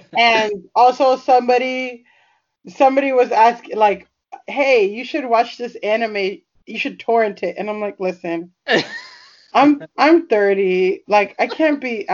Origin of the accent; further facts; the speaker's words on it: Florida, United States; moved away as an adult; also born or lived in California; I grew up in Florida, but I went to college in California